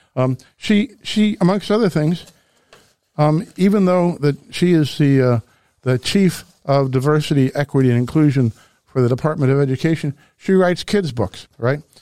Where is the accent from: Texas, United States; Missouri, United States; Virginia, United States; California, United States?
Missouri, United States; Webster Groves; I grew up here in Missouri